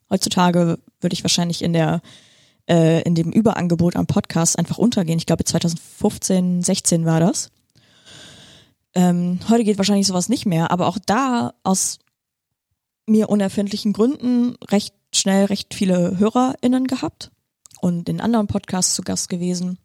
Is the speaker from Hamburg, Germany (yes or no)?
no; Viersen district, North Rhine-Westphalia, Germany; moved away as an adult; also born or lived in Split, Croatia / Heidelberg / Bremerhaven; now in Bremen, Germany; Ich bin ja äh, geboren in Kroatien, in Split. Dann als Säugling nach Deutschland gekommen, in Nordrhein-Westfalen, Kreis Viersen aufgewachsen.